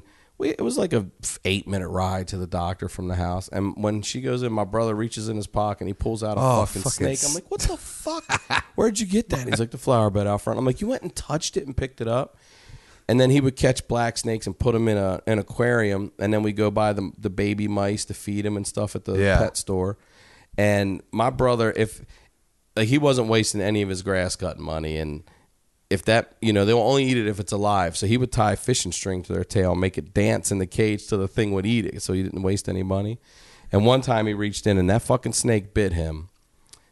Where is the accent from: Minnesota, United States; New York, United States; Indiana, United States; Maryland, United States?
Maryland, United States; we're from Maryland.